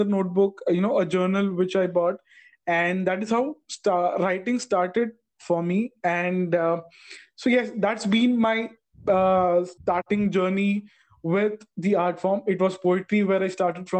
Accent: Tamil Nadu, India; I'm from Tamil Nadu

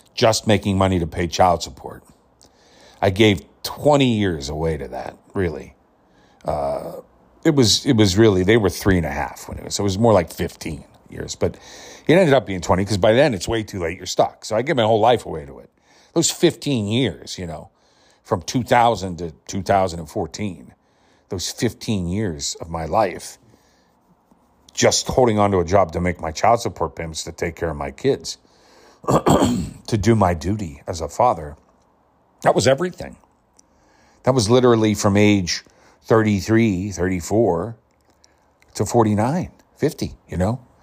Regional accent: Pittsburgh, Pennsylvania, United States; I was born in the Pittsburgh area, right where Carnegie Mellon was. And I was well regarded and renowned through high school and my younger years for my performing and acting

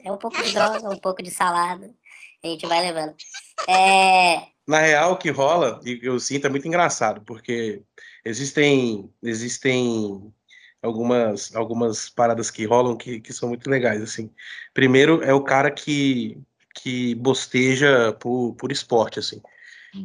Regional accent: Brasília, Federal District, Brazil; moved away as an adult; also born or lived in Rio de Janeiro; now in São Paulo, Brazil; sou brasiliense, é, morei muito tempo no Rio de Janeiro, voltei para Brasília.

